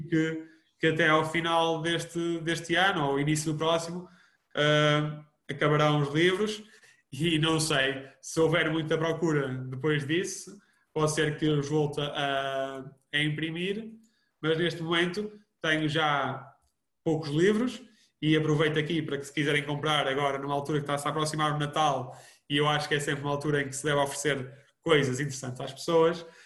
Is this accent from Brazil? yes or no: no; Vouzela, Centro, Portugal; also born or lived in Porto; para Vouzela, para a minha terra de natal